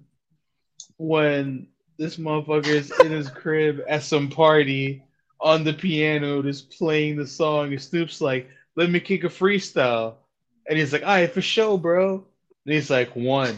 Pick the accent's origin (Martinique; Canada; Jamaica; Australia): Jamaica; now in Kendall, United States; when I was a kid in Jamaica